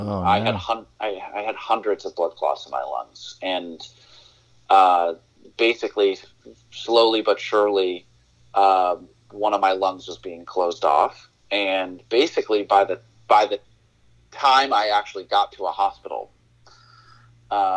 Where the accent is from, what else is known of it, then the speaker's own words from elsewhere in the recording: New England, United States; also born or lived in Nashville / Portland, Maine; I was born and raised in New England.